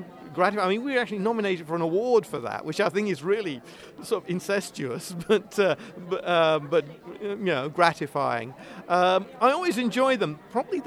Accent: United Kingdom; I am British

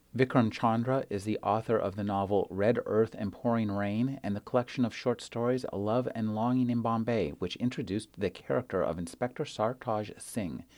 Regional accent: United States; as an American

